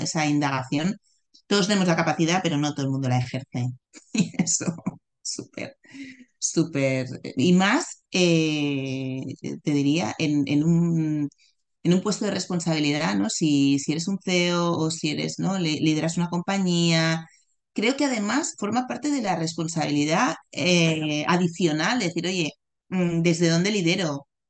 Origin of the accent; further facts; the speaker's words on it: Barcelona, Catalonia, Spain; yo nací en Barcelona, en un hospital eh, muy conocido de Barcelona, y allí me quedé